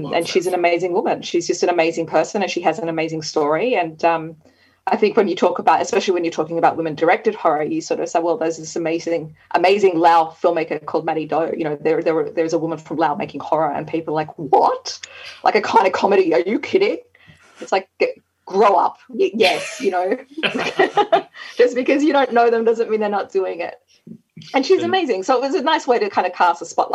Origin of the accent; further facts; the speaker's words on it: Australia; from Australia.